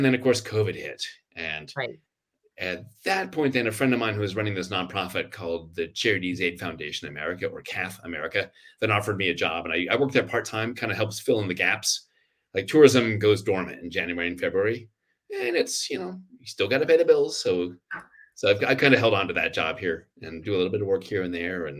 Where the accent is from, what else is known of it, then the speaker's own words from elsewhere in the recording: Sacramento, California, United States; moved away as an adult; also born or lived in Washington, D.C.; now in Santa Fe, United States; Born and raised in Sacramento, but I spent 27 years in the D.C. area